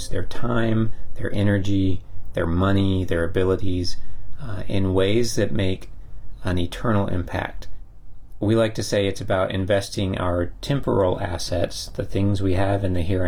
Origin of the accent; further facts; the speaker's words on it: Texas, United States; we're from Texas